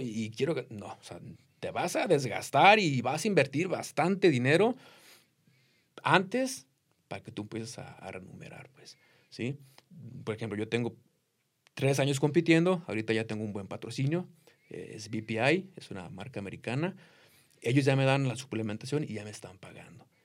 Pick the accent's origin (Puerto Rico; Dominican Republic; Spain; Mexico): Mexico; Jalisco; now in United States; From Jalisco, México